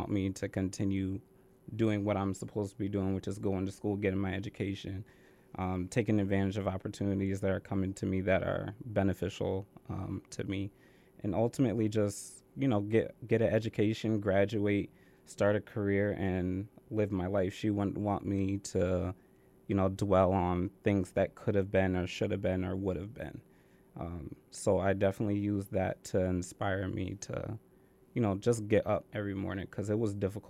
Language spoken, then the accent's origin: English; Vernon, Connecticut, United States; So I was born in Vernon, Connecticut, which is about 20 minutes away from here. I used to live with my mom and my dad and a nice little town in Vernon.